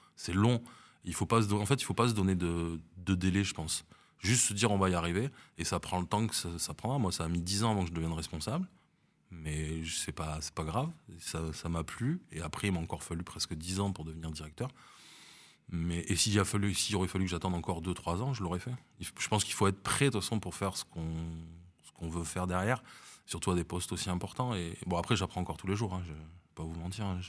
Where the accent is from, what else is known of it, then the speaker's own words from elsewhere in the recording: Bordeaux, Nouvelle-Aquitaine, France; moved away as an adult; also born or lived in Paris; now in Nice, France; je suis né à Paris et euh, je suis effectivement, j'ai passé toute ma vie à, à Bordeaux